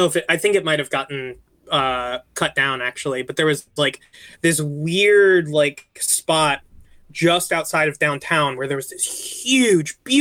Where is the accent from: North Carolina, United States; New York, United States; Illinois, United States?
North Carolina, United States; Wilmington; So I'm originally from near, well, I call my hometown basically Wilmington, North Carolina.